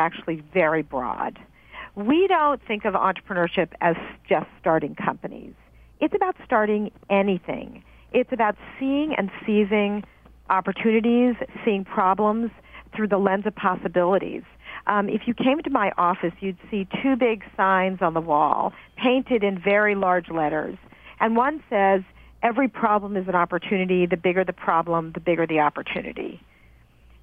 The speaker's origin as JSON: {"language": "English", "region": "New Jersey", "country": "United States", "tie": "born or raised there", "moved": "as an adult", "lives_now": "California, United States", "said": "I grew up on the East Coast, and in New Jersey"}